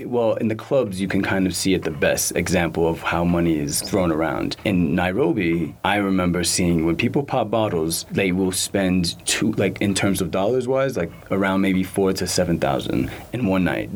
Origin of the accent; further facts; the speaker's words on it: New York, United States; moved away as an adult; born and raised in New York, Bronx, New York, Eritrean